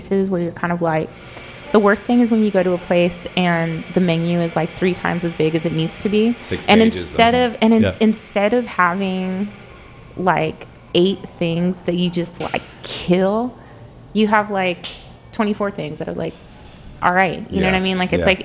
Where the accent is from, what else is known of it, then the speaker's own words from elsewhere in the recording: California, United States; I grew up in California, so like I grew up eating like fresh tortillas